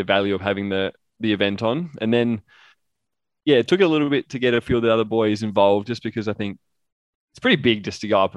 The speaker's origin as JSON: {"language": "English", "town": "Adelaide", "region": "South Australia", "country": "Australia", "tie": "born or raised there", "said": "the go-kart track that I grew up driving around Bolivar"}